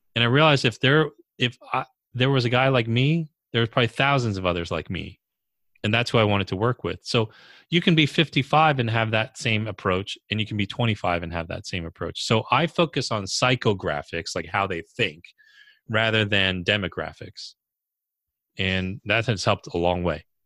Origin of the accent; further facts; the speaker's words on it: New York area, United States; also born or lived in California; I'm from the New York area